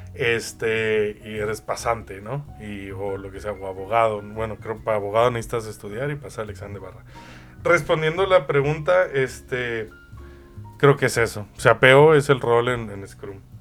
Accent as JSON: {"language": "Spanish", "country": "Mexico", "tie": "born or raised there", "said": "desde México, mi tierra natal."}